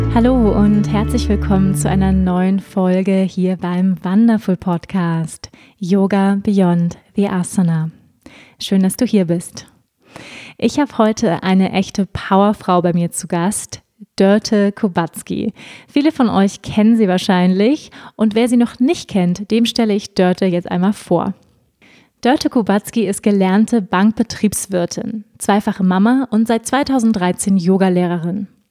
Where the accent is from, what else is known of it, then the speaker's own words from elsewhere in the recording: Schleswig-Holstein, Germany; now in near Munich, Germany; Ich bin ja auch in Schleswig-Holstein groß geworden.